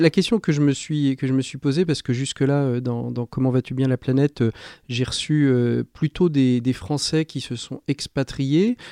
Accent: France; comme chez nous en France

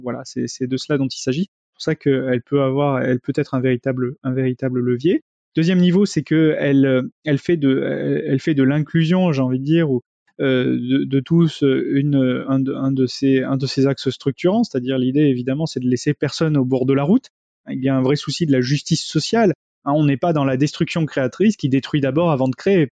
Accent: Bordeaux, Nouvelle-Aquitaine, France; je suis de Bordeaux

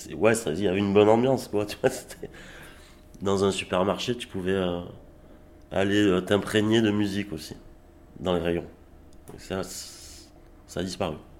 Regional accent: Arles, Provence-Alpes-Côte d'Azur, France; also born or lived in Avignon; now in Gard, France; je suis né à Arles, mais oui, je, ça fait pas mal d'années que, que je, vis ici dans le Gard.

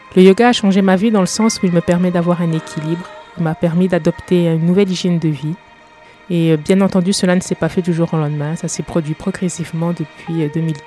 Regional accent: eastern France, France; also born or lived in England; je suis française, je suis née et j'ai grandi dans l'est de la France

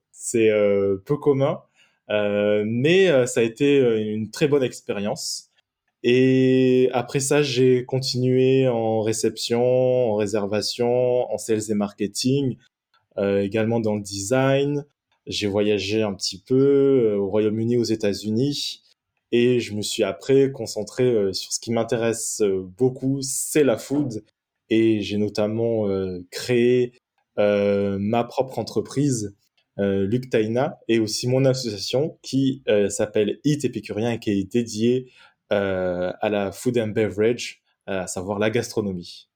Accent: Marseille, Provence-Alpes-Côte d'Azur, France; moved away as an adult; also born or lived in Norway; je suis né à Marseille le 16 mai 1988, donc ça fait de moi une personne qui a 33 ans aujourd'hui. Et j'ai grandi à Marseille jusqu'à l'âge de 19 ans.

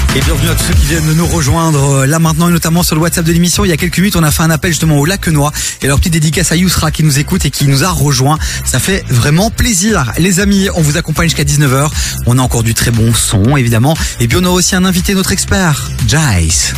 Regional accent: Brussels, Brussels-Capital Region, Belgium; c'est là où je suis né, c'est là où j'ai grandi

